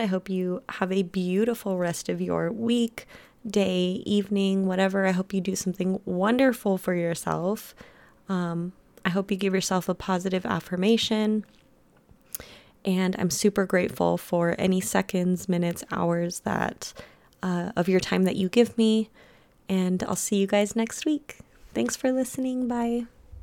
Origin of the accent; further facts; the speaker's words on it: United States; also born or lived in Germany; I was born in Germany, and then I was brought to America when I was one.